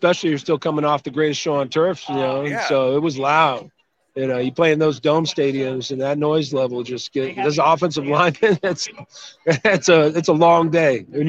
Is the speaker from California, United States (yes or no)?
yes; California, United States; also born or lived in Utah / Washington; I was born in Utah, lived there until I was about six, all around the state. Then moved to Washington State for about five more years, moved to Southern California, grew up out here in the valley just outside of L.A.